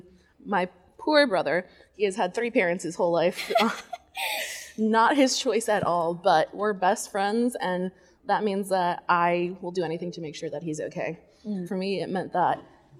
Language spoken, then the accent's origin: English; Duluth, Georgia, United States; I am from Duluth, Georgia.